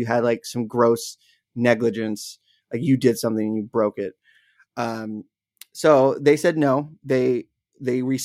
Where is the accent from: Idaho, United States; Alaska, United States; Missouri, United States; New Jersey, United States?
Alaska, United States; Wasilla; the town I grew up in Wasilla, Alaska